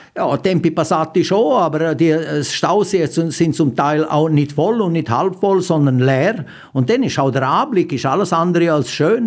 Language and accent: German; Graubünden, Switzerland; bei uns in Graubünden